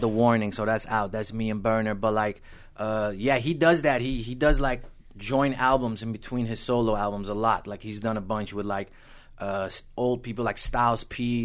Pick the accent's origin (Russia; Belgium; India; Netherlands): Netherlands; Amsterdam, North Holland; moved away; also born or lived in Los Angeles, California, United States; I grew up in Amsterdam in the Netherlands